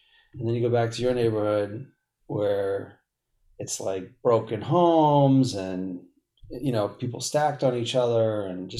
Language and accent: English; Boston, Massachusetts, United States; moved away as an adult; also born or lived in Denver; I'm from actual Boston.